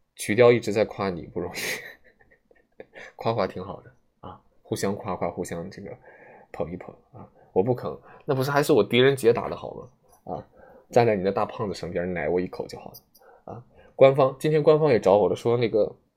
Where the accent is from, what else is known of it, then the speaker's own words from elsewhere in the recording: Shandong, China; 我是山东人啊